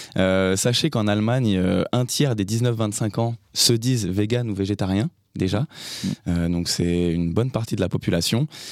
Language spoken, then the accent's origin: French; France; chez nous en France